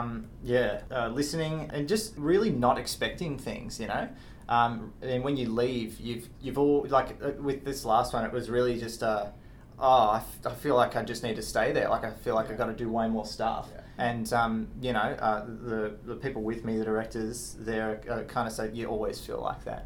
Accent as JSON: {"language": "English", "country": "Australia", "said": "I'm from Australia"}